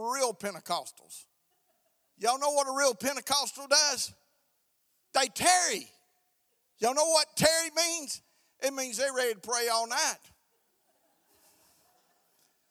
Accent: Alabama, United States; I'm from the South, man. I'm from the South. I was from Alabama

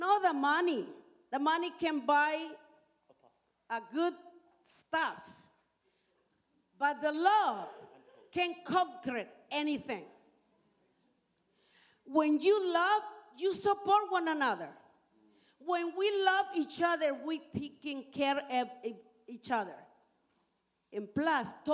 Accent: Nicaragua; English is a second language; moved away as an adult; now in Canada; I am from Nicaragua. I've been here in Canada for 30 years

